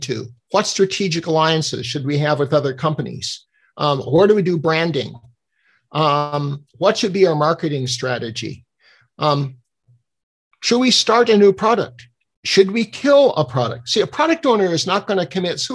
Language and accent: English; Denmark; I'm from Denmark